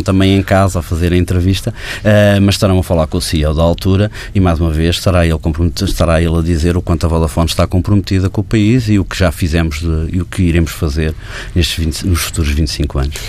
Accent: Portugal; num país como o nosso, em que o, a população portuguesa

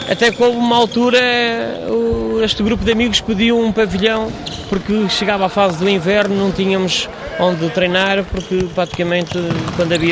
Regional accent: Vila Real, Vila Real District, Portugal; now in Lisbon, Portugal; Sou natural de Villarreal, mas trabalho em Lisboa há cerca de 23 anos

